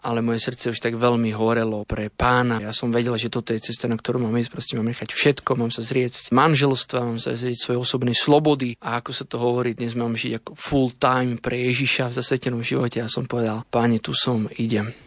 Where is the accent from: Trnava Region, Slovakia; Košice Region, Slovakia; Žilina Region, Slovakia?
Trnava Region, Slovakia; Sereď; Vyrastal som na jednom sídlisku v Seredi